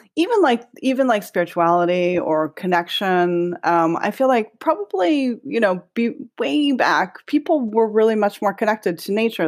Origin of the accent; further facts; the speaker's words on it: Hawaii, United States; now in Los Angeles, United States; growing up in Hawaii as a lot of inspiration for me